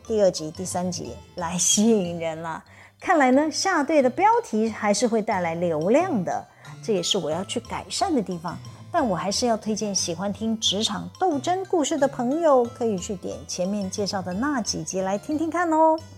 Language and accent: Chinese; Taiwan; accent: Taiwanese Mandarin; 我的台湾国语腔，支吃吃日日呢日滋滋滋啊！